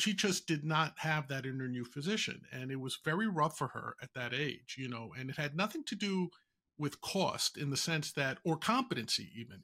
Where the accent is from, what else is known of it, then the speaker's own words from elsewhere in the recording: New York, United States; I'm from the Bronx